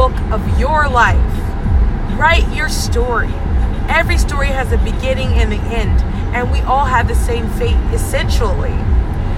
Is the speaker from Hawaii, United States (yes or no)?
yes; Hawaii, United States; now in East Coast, United States; I've lived a life of an island girl growing up in Hawaii, and then now I can say I'm living a life of an East Coaster